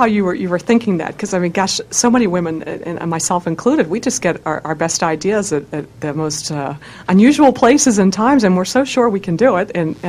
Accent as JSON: {"language": "English", "town": "Washington", "region": "District of Columbia", "country": "United States", "said": "Coming from Washington, D.C. myself."}